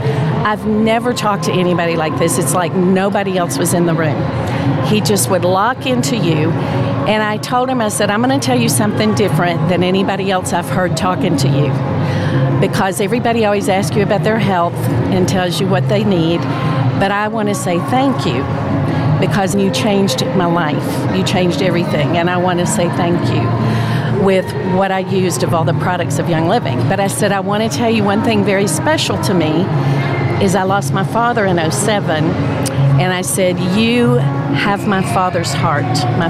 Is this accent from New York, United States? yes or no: no; Flower Mound, Texas, United States; I am from a suburb of Dallas, Texas called Flower Mound.